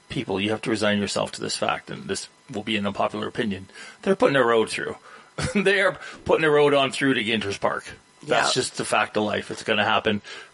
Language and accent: English; Edmonton, Alberta, Canada; so I grew up in Edmonton.